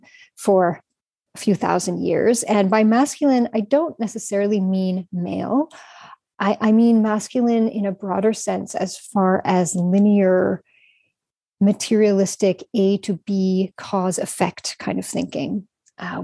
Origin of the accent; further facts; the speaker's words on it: Canada; moved away as an adult; now in Prague, Czech Republic; So I'm Canadian, but I currently live in Prague. I've lived here for around 6 years.